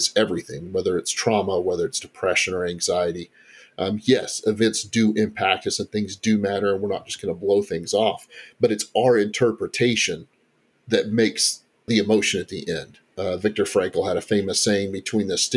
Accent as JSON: {"language": "English", "region": "Texas", "country": "United States", "tie": "born or raised there", "also_born_or_lived": "Kentucky", "moved": "as an adult", "lives_now": "Central Kentucky, United States", "said": "I was born and raised in Texas, but came here back in 2002 with some family"}